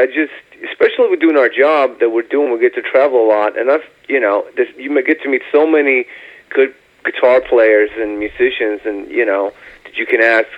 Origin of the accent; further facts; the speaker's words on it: Sweden; moved away as an adult; now in Ohio, United States; I'm becoming probably the first Swedish redneck